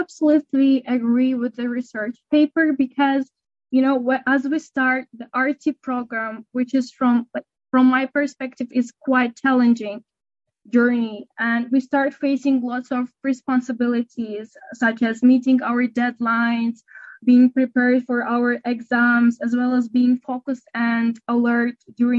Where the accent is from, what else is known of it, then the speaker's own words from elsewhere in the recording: Uzbekistan; first language Russian; English is a second language; moved away as an adult; also born or lived in United Arab Emirates; now in Abu Dhabi, United Arab Emirates; Originally, I'm from Uzbekistan. I moved to UAE back to 2019, and I took a gap of 1 year to improve my English